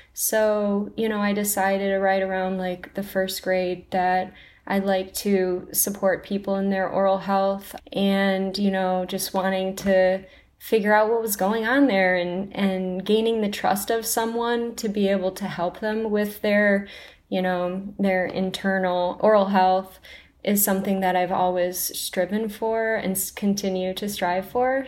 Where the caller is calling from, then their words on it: Ann Arbor, Michigan, United States; I'm calling from Ann Arbor, Michigan